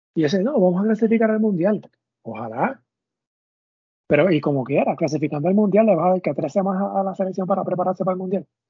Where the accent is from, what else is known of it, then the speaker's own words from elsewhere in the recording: Caguas, Puerto Rico; yo soy de Cagua